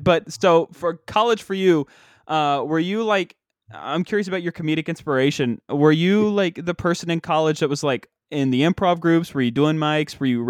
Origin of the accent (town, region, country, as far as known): West Virginia, United States; born or raised there